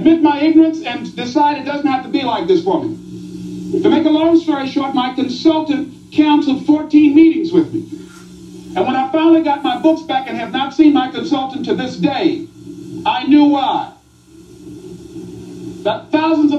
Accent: Miami, Florida, United States; I was born in Liberty City

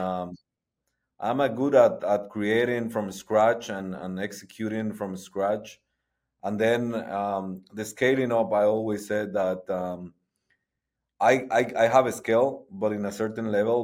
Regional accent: Guatemala; moved away as an adult; now in Austin, United States; I'm, uh, originally born and raised in Guatemala

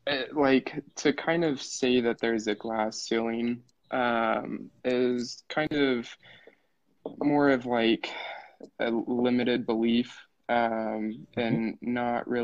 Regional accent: Utah, United States; I'm from Utah

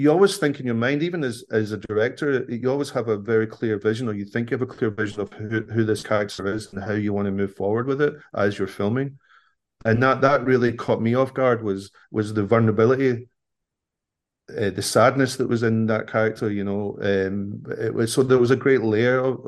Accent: Scotland, United Kingdom; I'm a Scottish person

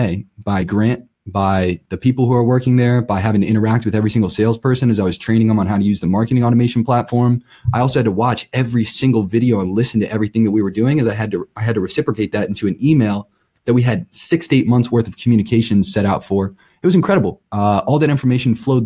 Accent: Akron, Ohio, United States; moved away as an adult; also born or lived in Colorado; born and raised in Akron, Ohio.

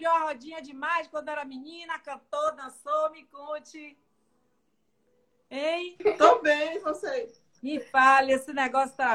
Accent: Northeast Region, Brazil; Sou nordestina da Gema.

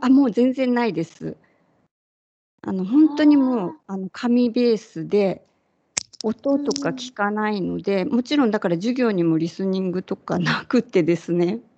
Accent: Kyushu, Japan; 九州のど田舎で生まれ育って

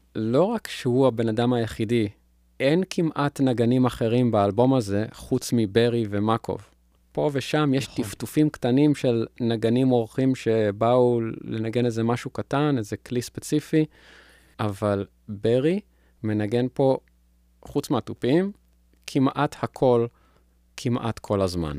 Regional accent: Israel; בגלל ההריטג' שלנו כישראלים

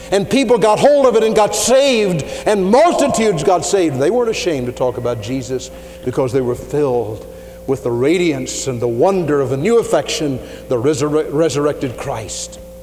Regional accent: Louisville, Kentucky, United States; I was from Louisville

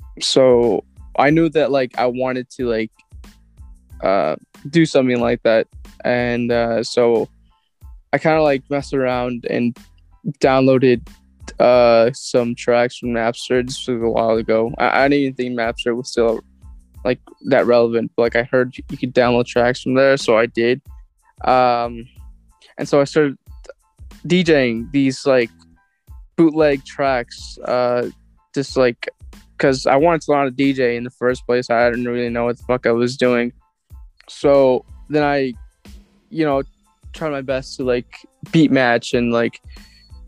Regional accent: Chicago, Illinois, United States; I'm actually from Chicago

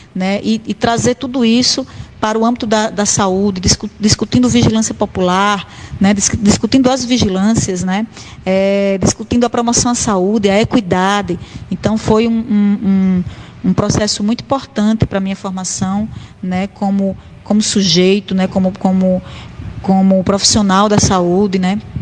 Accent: Currais Novos, Rio Grande do Norte, Brazil; moved away as an adult; now in Natal, Brazil; saio de Currais Novos, da minha terra natal, e venho para Natal

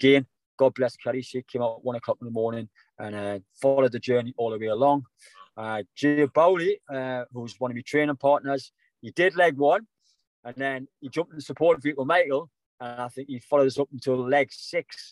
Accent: South Shields, North East England, United Kingdom; coming back my hometown, South Shields

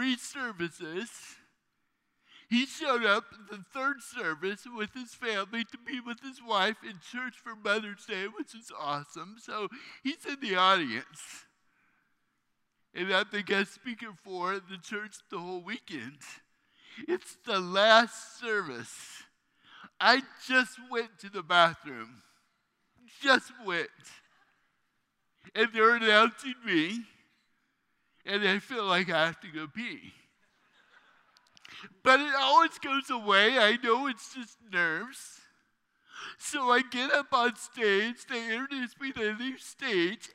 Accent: Fairfield, California, United States; now in Phoenix, United States; I grew up in Fairfield, right down there, 80, the home of the Jelly Belly Factory.

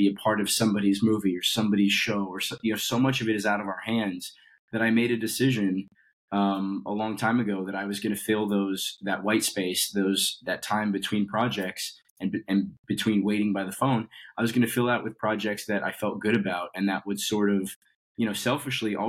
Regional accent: Colorado, United States; So I grew up in Colorado, and I was doing theater since I was, 13 years old.

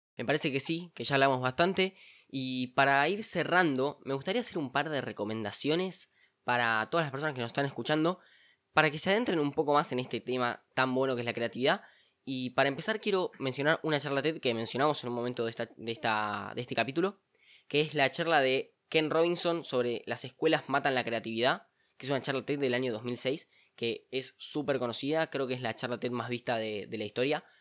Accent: Argentina; nosotros incluso como argentinos

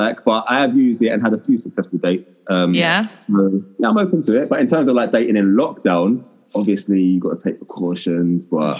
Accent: Essex, East of England, United Kingdom; also born or lived in London; I'm also raised in Essex, born in London.

